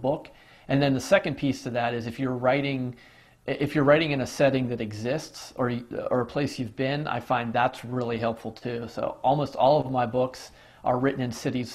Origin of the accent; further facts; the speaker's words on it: Pittsburgh, Pennsylvania, United States; when I was growing up in Pittsburgh, it was the Mario Lemieux era